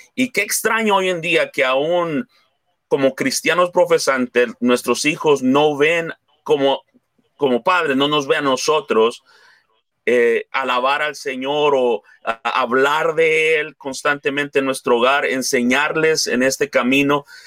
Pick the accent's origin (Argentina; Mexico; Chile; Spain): Mexico; somos hispanos, somos mexicanos